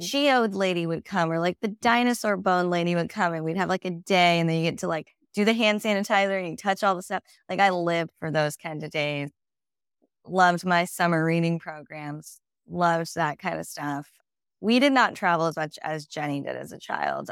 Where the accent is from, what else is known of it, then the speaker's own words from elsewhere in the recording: Whittier, California, United States; I am from Whittier, California, which is a suburb of L A County, and yeah, grew up there